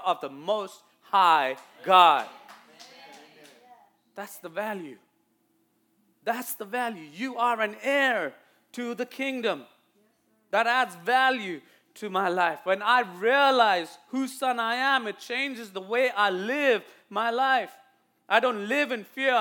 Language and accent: English; India; accent: Indian; now in United States; my Indian accent